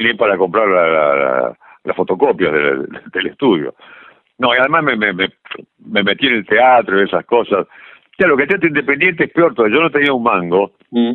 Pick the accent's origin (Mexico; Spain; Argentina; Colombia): Argentina; Santa Fe; moved away; yo soy santafesino